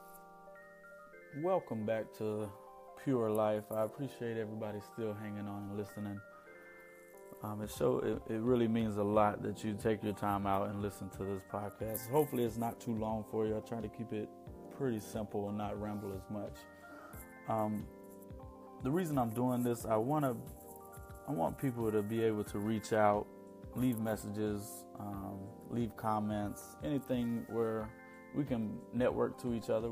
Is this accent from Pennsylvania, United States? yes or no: no; Lancaster, South Carolina, United States; I'm from Lancaster, South Carolina. Grew up in a small town.